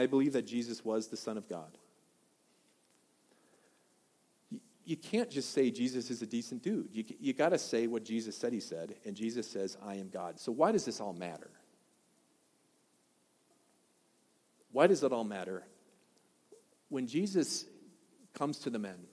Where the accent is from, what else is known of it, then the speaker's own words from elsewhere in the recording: Wisconsin, United States; also born or lived in Washington; now in Colorado, United States; I'm from Wisconsin